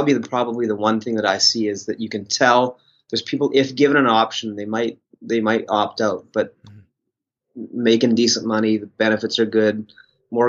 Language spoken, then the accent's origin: English; Canada; Ones like you and I that have been privileged to be from Canada and born and raised in Canada